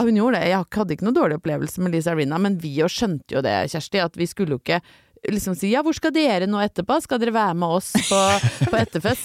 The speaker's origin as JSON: {"language": "Norwegian", "country": "Norway", "said": "hjemme i Norge"}